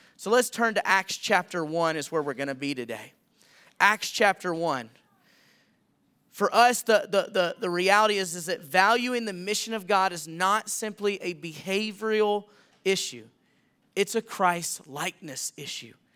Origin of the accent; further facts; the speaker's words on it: Millington, Tennessee, United States; moved away as an adult; also born or lived in Montana; now in Anthem, United States; in my hometown, which is Millington, Tennessee.